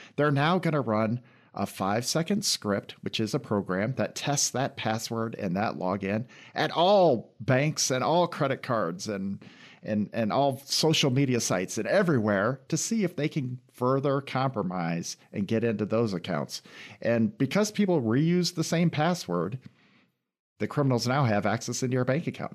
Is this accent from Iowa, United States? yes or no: yes; Iowa, United States; moved away as an adult; also born or lived in London; now in Lansing, United States; I grew up in Iowa and then went to school